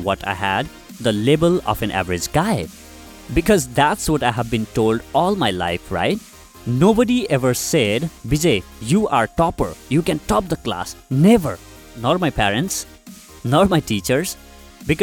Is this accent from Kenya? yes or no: no; Nepal; moved away as an adult; also born or lived in Delhi, India; I came from Nepal, so language was a barrier. I couldn't speak Hindi